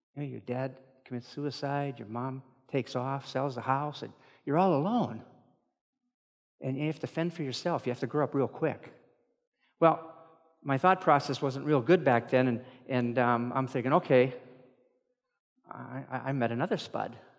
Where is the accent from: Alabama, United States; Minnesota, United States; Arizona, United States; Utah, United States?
Minnesota, United States; Moorhead; I'm from Moorhead